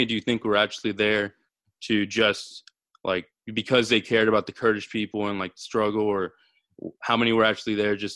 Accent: United States; I'm American

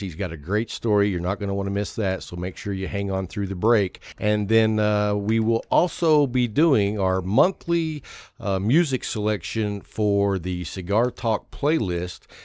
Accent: Lubbock, Texas, United States; I grew up in Lubbock, Texas

